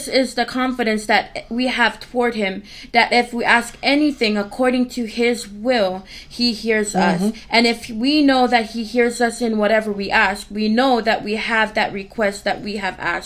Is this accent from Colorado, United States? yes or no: no; Hana, Hawaii, United States; now in West Virginia, United States; I'm from Hana, Hawaii